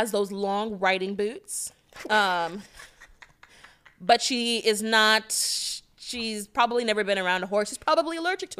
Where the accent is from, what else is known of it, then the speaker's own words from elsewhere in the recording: Connecticut, United States; I was raised in Connecticut. That's why I did my boarding school.